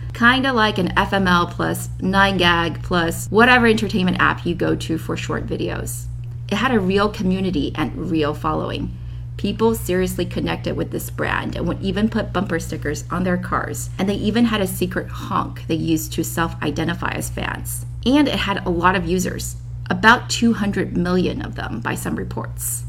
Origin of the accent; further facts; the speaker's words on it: China; now in San Francisco, United States; I was born in China and worked there from 2007 to 2015